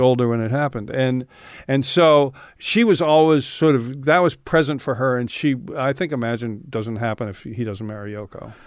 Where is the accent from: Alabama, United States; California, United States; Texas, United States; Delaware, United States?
California, United States; San Francisco; I grew up in San Francisco.